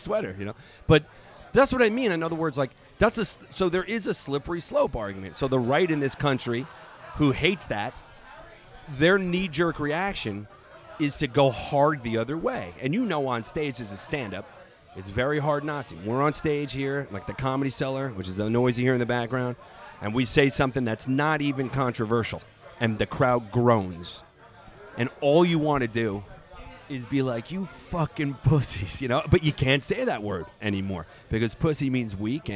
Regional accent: Long Island, New York, United States; I grew up on Long Island, not too far from Queens

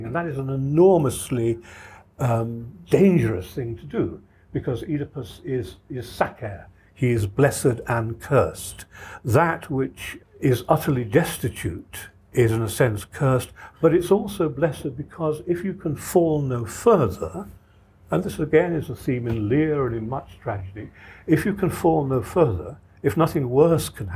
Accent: Ireland; I come from Ireland myself

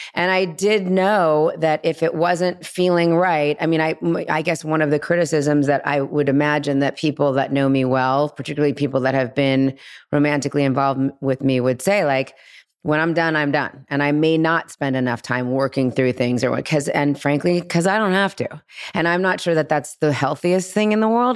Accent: Los Angeles, California, United States; girl and guy friends that I grew up with here in Los Angeles

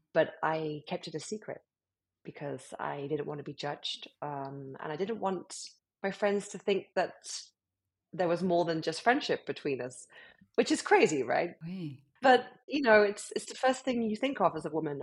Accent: United Kingdom; accent: British; moved away as an adult; now in Miami, United States; as you can hear from my accent, I'm from the UK, um, British born and bred, but uh, have been living in America now for eight years

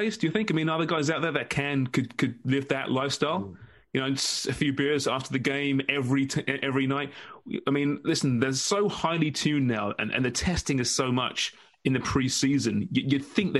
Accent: England, United Kingdom; now in Canada; I'm English, after all.

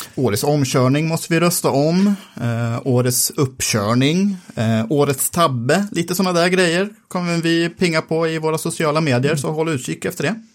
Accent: Sweden; vi som svenskar

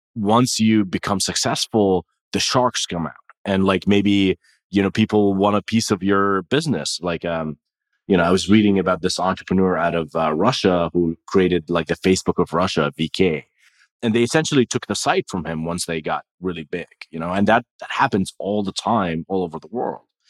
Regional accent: Jordan; moved away; I was born and raised in Jordan

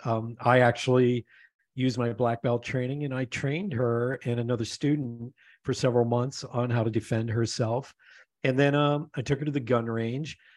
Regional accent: Pennsylvania, United States; moved away; also born or lived in Denver; I grew up in Pennsylvania

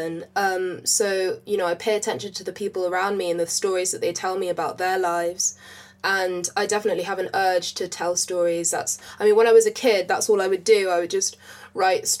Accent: London, United Kingdom; I grew up in West London, literally all my life. Literally lived in the same house all my life.

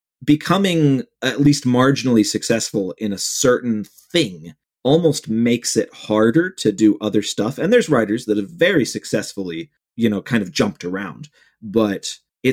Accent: Cleveland, Ohio, United States; my hometown of Cleveland

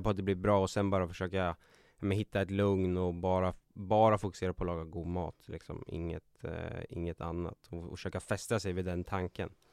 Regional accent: Katrineholm, Södermanland, Sweden; also born or lived in Nyköping; jag föddes i Nyköping och uppvuxen i Katrineholm.

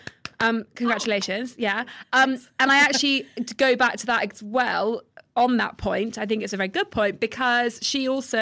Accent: United States; We're American.

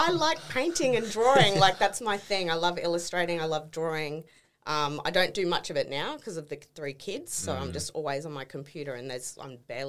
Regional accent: Townsville, Queensland, Australia; Bred. Yep. Born and bred in Townsville.

